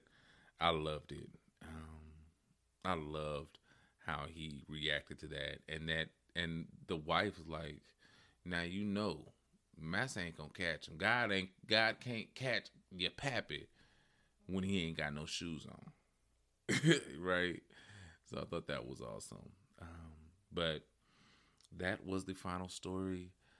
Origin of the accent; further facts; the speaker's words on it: West Coast, United States; I grew up in on the West Coast